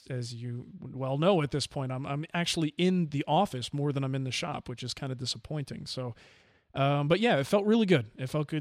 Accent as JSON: {"language": "English", "region": "New Jersey", "country": "United States", "tie": "born or raised there", "said": "I grew up in New Jersey and had my house broken into like 3 times"}